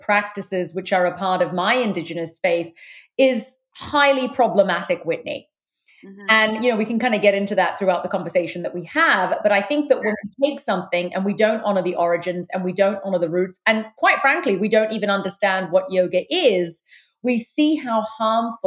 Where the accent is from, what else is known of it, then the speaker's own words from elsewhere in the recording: London, United Kingdom; moved away; I was born in London, the United Kingdom. I've lived in four countries, but that's where I've spent the vast part of my life. I'm of Sri Lankan Tamil heritage.